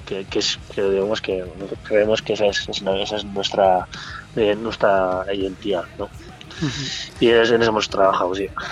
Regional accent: Mutriku, Basque Country, Spain; somos de Motrico

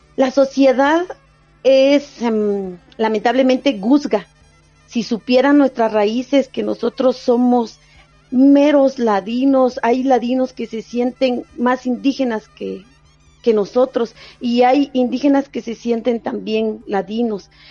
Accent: Palajunoj Valley, Quetzaltenango, Guatemala; mi pueblo, mi país

